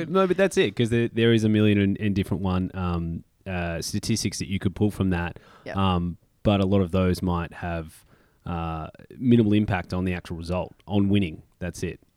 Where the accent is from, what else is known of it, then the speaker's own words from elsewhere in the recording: Melbourne, Victoria, Australia; moved away; we are coming to you live from Melbourne, Australia, my hometown, back down under